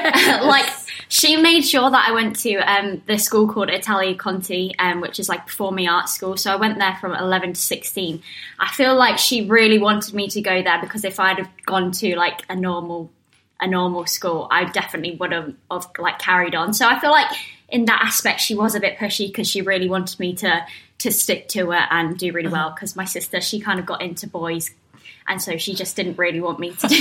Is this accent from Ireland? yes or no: no; South East England, United Kingdom; So, but yeah, I'm from Surrey.